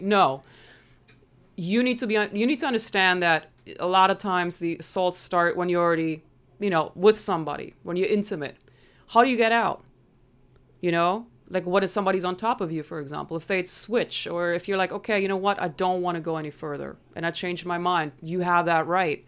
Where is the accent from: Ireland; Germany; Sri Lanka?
Germany; English is a second language; moved away as an adult; now in United States; so I'm originally from Germany. That's why I sometimes sound a little funny.